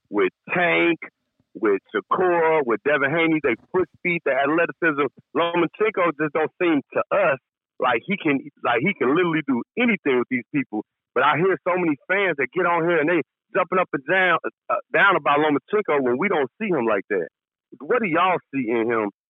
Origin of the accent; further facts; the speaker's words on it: Chicago, Illinois, United States; now in California, United States; We I'm calling from California right now. You know, so I'm from, I'm from Chicago though. So my, my whole family, you know, we real boxing fans.